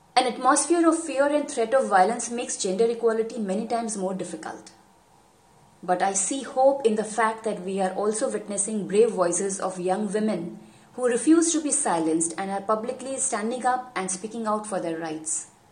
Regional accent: India; I am from India

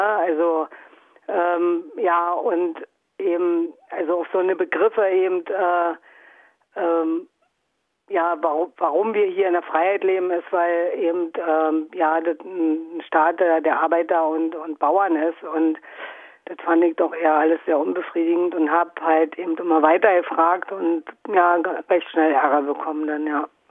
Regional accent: a small town in Brandenburg, Germany; now in Dresden, Germany; bin aus einem kleinen Ort in Brandenburg, also ich bin sagen DDR-Geborene, sozialisiert, aufgewachsen, und nach wie vor auf dem Gebiet.

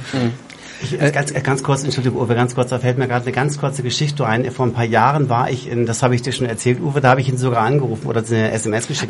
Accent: Bremen, Germany; moved away as an adult; now in Munich, Germany; 88, 89 nach München gekommen und für mich als Bremer bin ich nach München

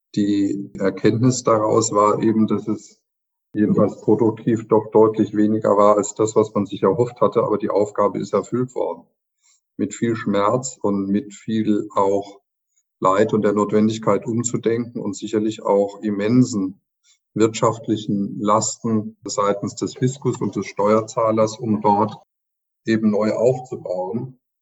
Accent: Germany; bei uns in Deutschland

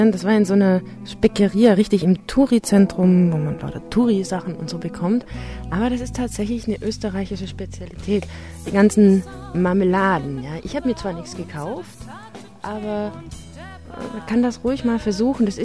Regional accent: Baden-Württemberg, Germany; Äh, ich, ich komme nämlich aus dem Schwarzwald.

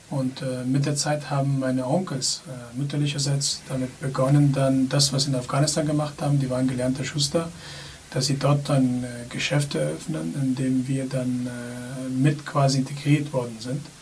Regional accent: Munich, Bavaria, Germany; Ich komme hier aus München, bzw. wohne in München, habe zwei Kinder

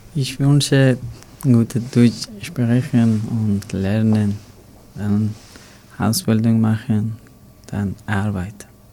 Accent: Afghanistan; German is a second language; now in Germany; mein Heimatland

